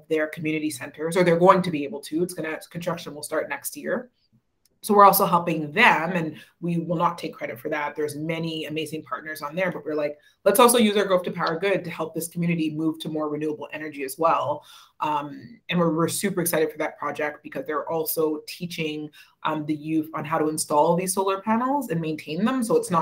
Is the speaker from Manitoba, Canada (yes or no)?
yes; Winnipeg, Manitoba, Canada; moved away as an adult; also born or lived in Toronto; I grew up in Winnipeg, moved to Toronto